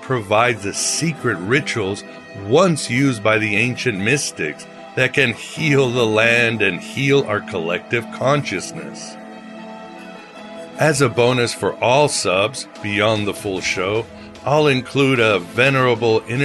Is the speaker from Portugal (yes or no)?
yes; Portugal; my home country of Portugal